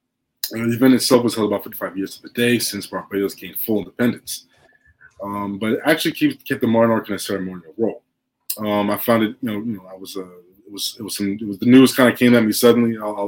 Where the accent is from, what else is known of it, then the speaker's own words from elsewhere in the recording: United States; Even though I'm definitely American born, my ties are to colonized nations.